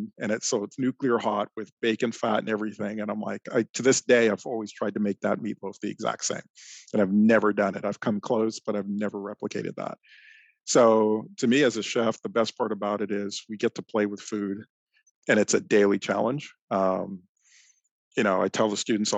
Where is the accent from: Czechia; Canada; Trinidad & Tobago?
Canada; Toronto, Ontario; now in Michigan, United States; I grew up in Toronto, Canada, just outside of Toronto